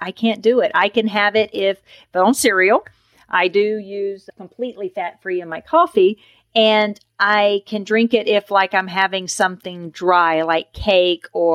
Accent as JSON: {"language": "English", "region": "the South", "country": "United States", "said": "I was raised on Miracle Whip. I'm from the South."}